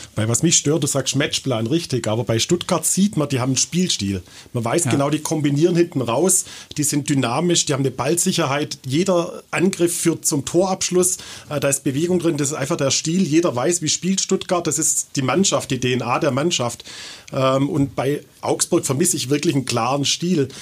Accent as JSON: {"language": "German", "country": "Austria"}